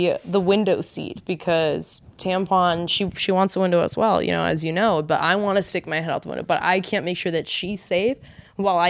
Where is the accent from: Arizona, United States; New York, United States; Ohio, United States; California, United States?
California, United States; Los Angeles; born or raised there; also born or lived in Miami, Florida, United States